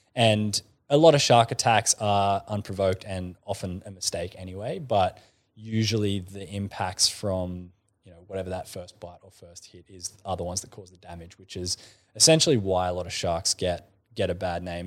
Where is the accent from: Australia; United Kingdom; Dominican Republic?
Australia; Kiama, New South Wales; I grew up in Kaima